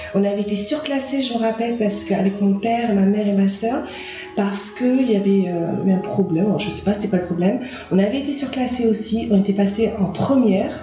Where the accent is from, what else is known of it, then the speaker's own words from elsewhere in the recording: Nouméa, South Province, New Caledonia; moved away as an adult; also born or lived in Australia; now in Nicaragua; j'ai vécu que à Nouméa en fait, euh, ben, chez mes parents. Dans mon enfance, mon enfance à Calédonie